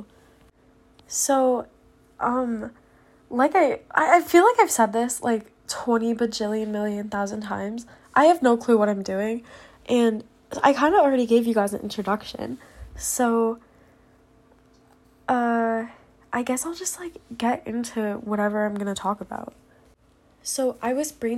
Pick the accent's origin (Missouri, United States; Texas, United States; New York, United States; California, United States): New York, United States; now in Pennsylvania, United States; I'm 16 and I'm originally from New York, but I live in Pennsylvania.